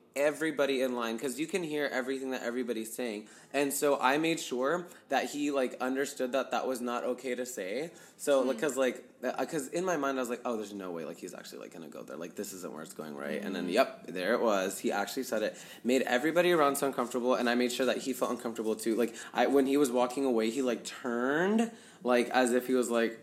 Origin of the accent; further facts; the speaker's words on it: United States; as a brown boy, you just, like, experience things, like, growing up in America